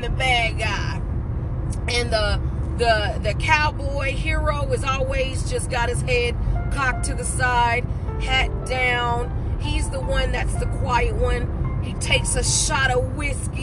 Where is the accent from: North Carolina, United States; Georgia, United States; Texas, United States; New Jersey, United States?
North Carolina, United States; High Point; growing up in High Point, in J.C. Morgan, it is a project public housing place